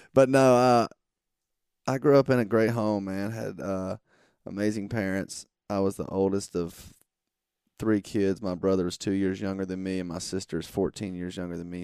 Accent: Monroe, Georgia, United States; I grew up in, uh, small town Georgia

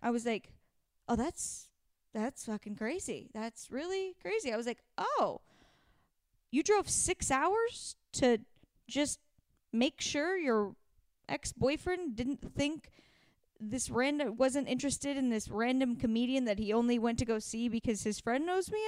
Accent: Pacific Northwest, United States; I'm from the Pacific Northwest

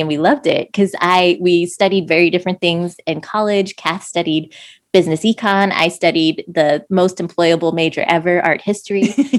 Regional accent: just outside of D.C. in Maryland, United States; we grew up just outside of D.C. in Maryland

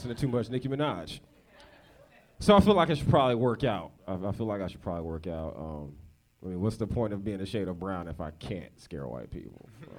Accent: Northern Virginia, United States; moved away as an adult; now in Los Angeles, United States; I'm from Virginia.

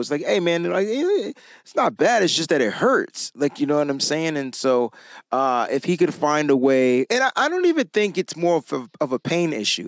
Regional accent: Connecticut, United States; I'm from Connecticut

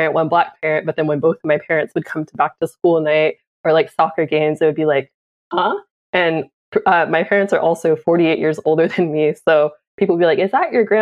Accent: Oakland, California, United States; I was born in Oakland in the Bay Area, born and raised where my family is from

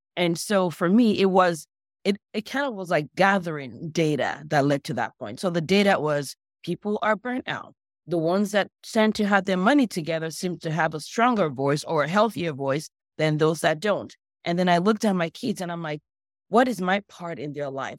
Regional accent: Nigeria; also born or lived in Los Angeles, United States; now in United States; I grew up in Nigeria. I moved to the U S about twenty-something years ago.

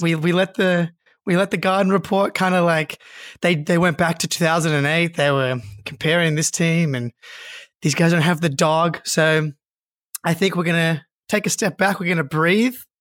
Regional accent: Australia; Just a couple of boys from Australia

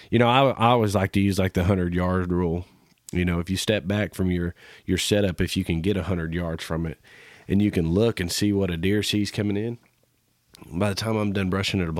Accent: Kansas, United States; growing up in Kansas

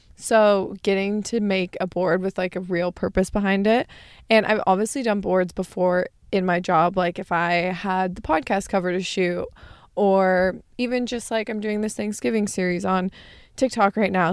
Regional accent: Arizona, United States; now in California, United States; growing up in Arizona

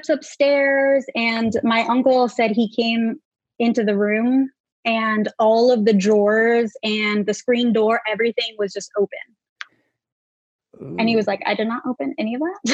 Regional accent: Oxnard, California, United States; now in Los Angeles, United States; Originally, I'm actually from Oxnard, California.

